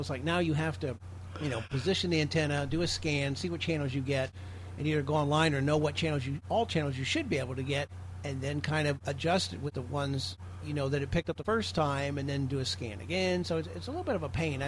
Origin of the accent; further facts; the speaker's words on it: Belleville, Illinois, United States; moved away; relocated back to my hometown of Belleville, Illinois